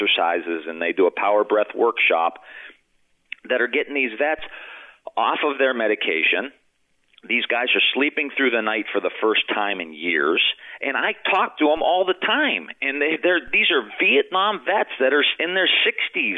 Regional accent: Youngstown, Ohio, United States; I'm from Youngstown, Ohio

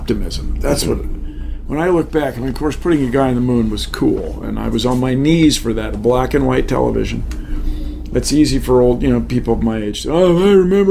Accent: Washington, District of Columbia, United States; moved away; also born or lived in Seattle; I grew up in Washington D.C.

